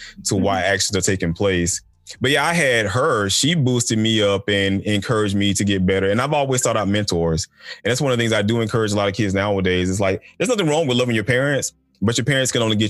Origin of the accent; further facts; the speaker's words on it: Macon, Georgia, United States; also born or lived in Stone Mountain, Georgia / Atlanta, Georgia; growing up in Stone Mountain and growing up coming out of Macon, Georgia